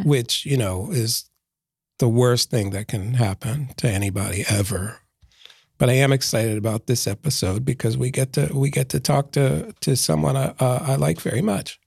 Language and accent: English; Philadelphia, Pennsylvania, United States; I grew up in Philadelphia